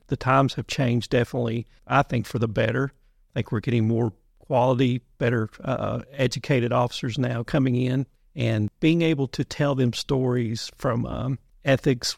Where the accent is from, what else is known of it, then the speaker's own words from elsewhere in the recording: Muhlenberg County, Western Kentucky, United States; moved away; also born or lived in Berea, Kentucky; I'm originally from Muhlenberg County out in Western Kentucky